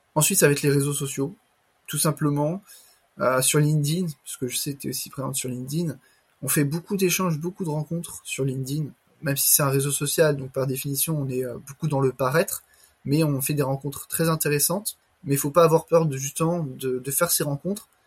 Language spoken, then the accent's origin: French; Le Mans, Pays de la Loire, France; moi-même je suis du Mans